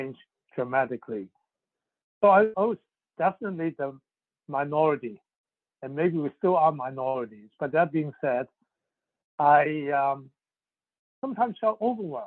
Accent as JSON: {"language": "English", "country": "Hong Kong", "tie": "born or raised there", "also_born_or_lived": "Shanghai, China / Montreal, Canada", "second_language": "English", "moved": "yes", "lives_now": "United States", "said": "I was born in Shanghai, and family and I left when I was a young age of five to really escape communist China and ended in Hong Kong."}